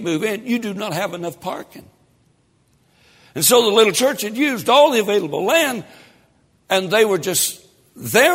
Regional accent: Tennessee, United States; I'm from Tennessee

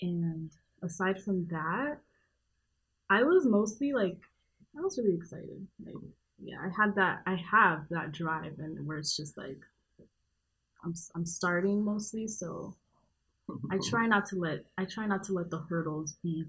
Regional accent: Miami, Florida, United States; I'm from Miami.

